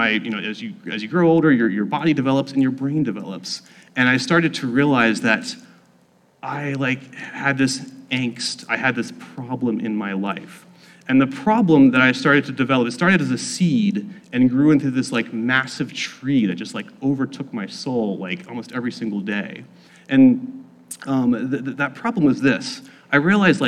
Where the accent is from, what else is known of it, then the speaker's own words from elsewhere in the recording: South Central Pennsylvania, United States; I grew up in South Central Pennsylvania